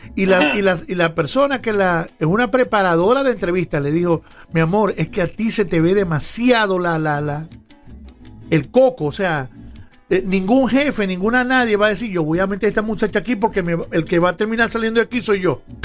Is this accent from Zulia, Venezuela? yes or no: yes; Zulia, Venezuela